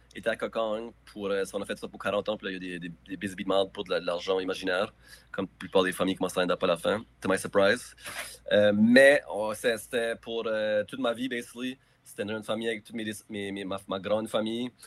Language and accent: French; Moncton, New Brunswick, Canada; j'ai grandi à Moncton. j'étais à l'école à Moncton